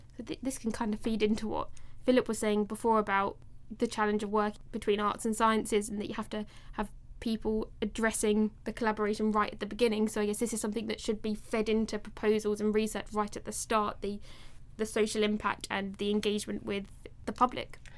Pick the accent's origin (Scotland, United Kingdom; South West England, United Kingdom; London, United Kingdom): London, United Kingdom; I, as a Londoner